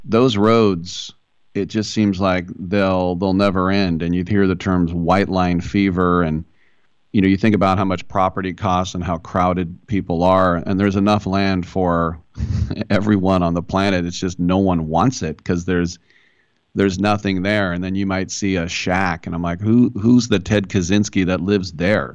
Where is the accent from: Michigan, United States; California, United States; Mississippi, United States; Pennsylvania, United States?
California, United States; the Bay Area; I'm from the Bay Area.